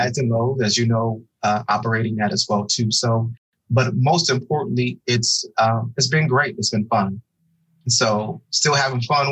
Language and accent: English; Oklahoma City, Oklahoma, United States; moved away as an adult; now in Dallas-Fort Worth, United States; I'm originally from Oklahoma City, Oklahoma. Born and raised, went to high school there, undergrad for college, and then matriculated from Oklahoma to the great state of Texas, where I currently reside in the Dallas-Fort Worth area